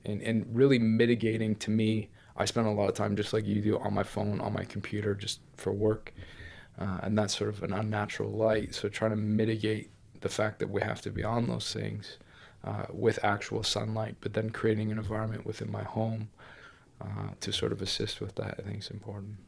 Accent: Ontario, Canada; moved away; growing up in Canada, especially kind of in the middle of nowhere

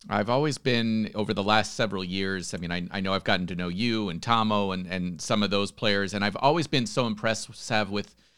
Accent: United States; as an American

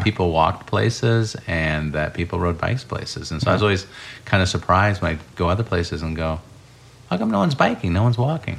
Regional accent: Urbana, Illinois, United States; also born or lived in Iowa; I grew up in Urbana, Illinois

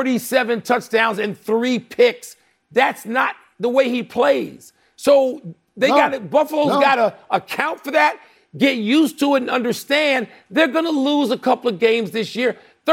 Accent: Chicago, Illinois, United States; even though I'm from Chicago and a Bulls guy

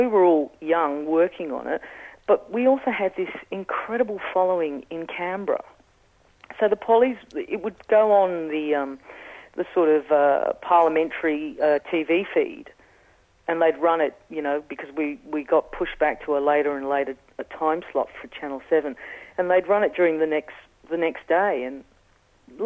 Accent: England, United Kingdom; accent: Australian; now in Australia; I have an Australian accent, I grew up in England

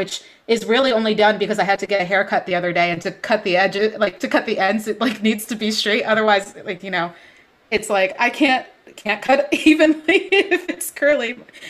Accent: East Coast, United States; But growing up, especially growing up on the East Coast, I had relaxers since I was, I don't know how old

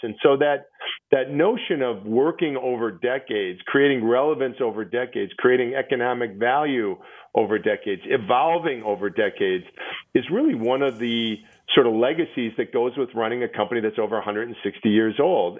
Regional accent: Milwaukee, Wisconsin, United States; my hometown of Milwaukee

